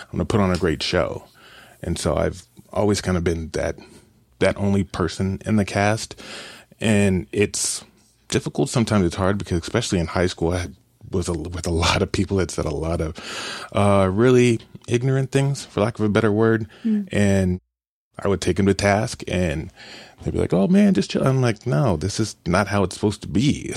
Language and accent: English; Kansas City, Missouri, United States; I grew up in Kansas City